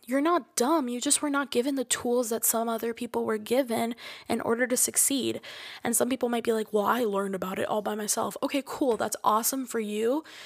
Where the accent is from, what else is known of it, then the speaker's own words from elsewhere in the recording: Florida, United States; I'm from Florida